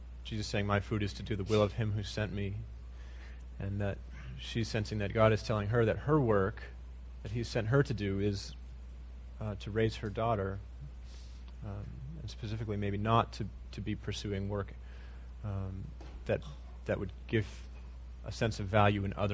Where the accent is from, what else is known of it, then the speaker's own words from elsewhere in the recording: United States; as American Christians